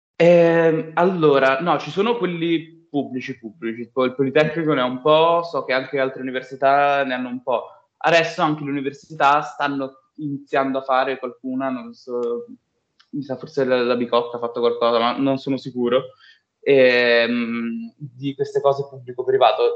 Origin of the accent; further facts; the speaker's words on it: Bologna, Emilia-Romagna, Italy; now in Milan, Italy; anch'io, tra l'altro, sono di Bologna, venuto a Milano